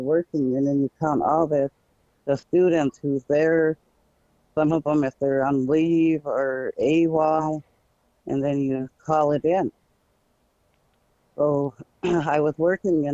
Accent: Red Blanket, Oregon, United States; I come from Red Blanket, from my grandparents, Apadupi and Bulataki, and my mother and my father, Rainy and Sleepy.

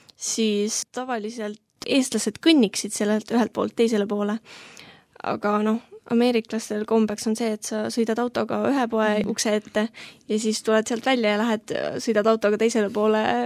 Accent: Tallinn, Harju County, Estonia; olen kaheksateistaastane, tulen Tallinnast

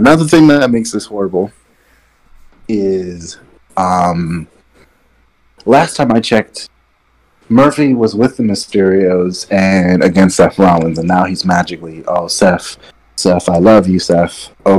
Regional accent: Nigeria; I went back, I did, I'm Nigerian, I felt that.

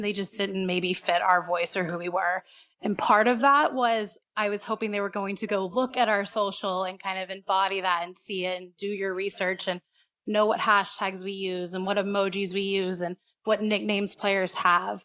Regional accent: Houston, Texas, United States; moved away as an adult; also born or lived in San Antonio / Dallas; now in Los Angeles, United States; I grew up, I was born and raised in Houston.

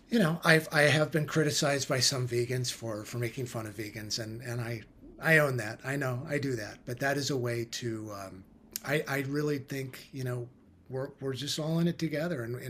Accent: Midwest, United States; I was raised in the Midwest, U.S.

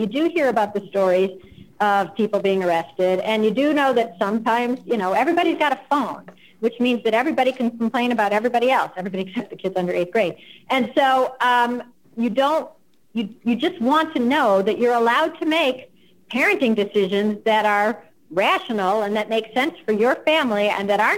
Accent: United States; first language English; I'm American

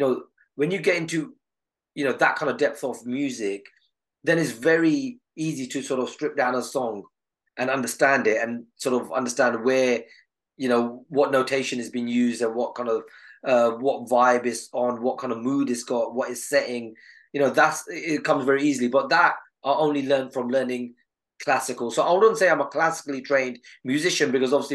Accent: Southall, London, United Kingdom; I was from Southall at that time.

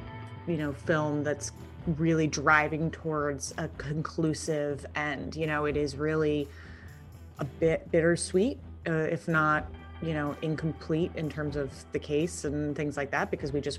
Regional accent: East Coast, United States; I just kind of grew up around, even though I grew up in the East Coast.

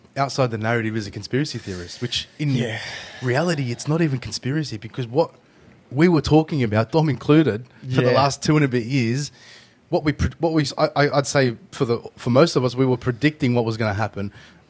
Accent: Australia; born there; As a Australian Lebanese person, if you'll call it that, because I'm born here

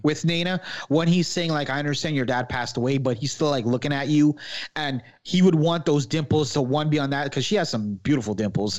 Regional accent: Guyana; I'm Guyanese, but we have Indian, like, ancestry

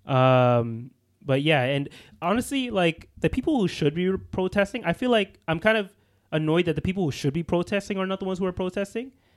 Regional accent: Canada; we're, we're Canadians

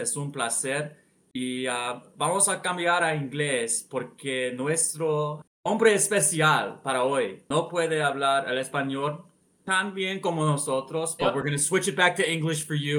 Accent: Philadelphia, Pennsylvania, United States; as a Philadelphian

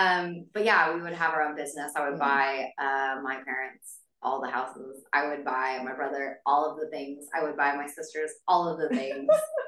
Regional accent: Riverside, California, United States; I grew up in Riverside, California.

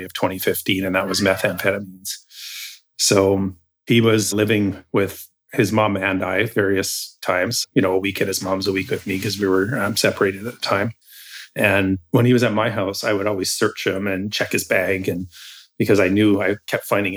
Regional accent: Campbell River, British Columbia, Canada; moved away; also born or lived in Hope, British Columbia; I was born and raised in Campbell River

